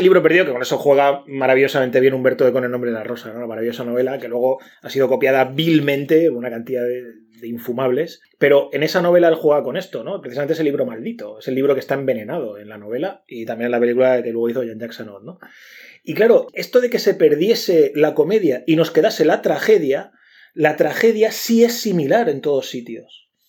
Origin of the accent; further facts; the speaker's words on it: Region of Murcia, Spain; los murcianos no nos reímos como los madrileños